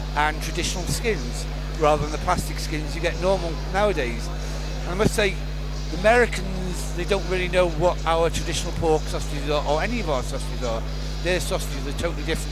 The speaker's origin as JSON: {"language": "English", "region": "North Wales", "country": "United Kingdom", "tie": "born or raised there", "also_born_or_lived": "Wrexham", "said": "I was born in Wrexham, but I've never lived in Wrexham. I was a North Wales lad. I lived maybe 50 miles away from Wrexham"}